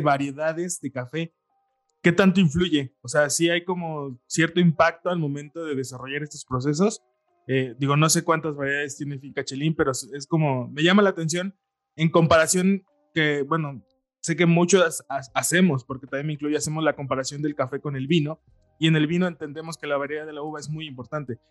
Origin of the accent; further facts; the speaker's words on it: Mexico; nosotros como mexicanos